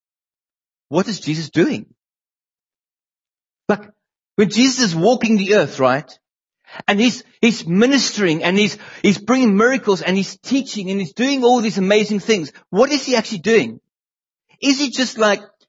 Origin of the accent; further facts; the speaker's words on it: South Africa; moved away as an adult; now in England, United Kingdom; Leanne grew up in South Africa. And so did